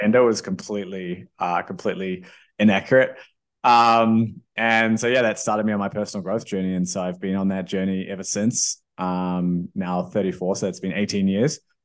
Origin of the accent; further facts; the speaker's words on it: New Zealand; I, I grew up in New Zealand.